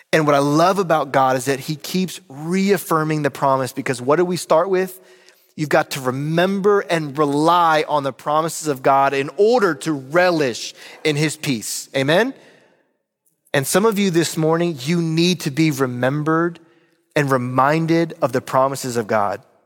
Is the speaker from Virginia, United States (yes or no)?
yes; Roanoke, Virginia, United States; moved away; my hometown of Roanoke, Virginia